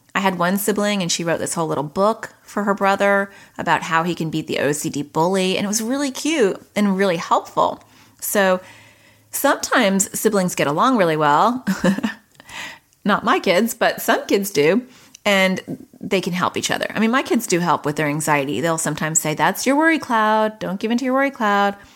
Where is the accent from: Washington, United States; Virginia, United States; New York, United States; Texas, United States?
New York, United States; now in Arizona, United States; I'm from, I was born in New York and I live in Arizona